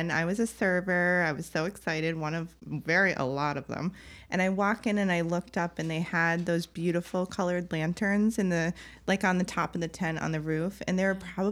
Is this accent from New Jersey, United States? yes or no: no; Connecticut, United States; I moved from Connecticut to Boston to go to Northeastern.